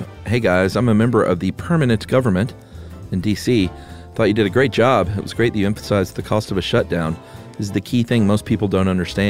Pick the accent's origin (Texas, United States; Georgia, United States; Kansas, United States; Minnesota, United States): Georgia, United States; Atlanta; I mean, I'm not saying this just because this is my hometown. Atlanta is not the most boring city in the world.